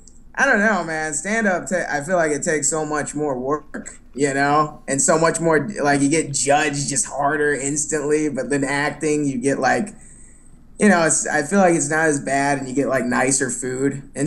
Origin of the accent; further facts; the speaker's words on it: Dallas, Texas, United States; moved away as an adult; also born or lived in New York; now in Los Angeles, United States; Yes, I'm from Dallas originally.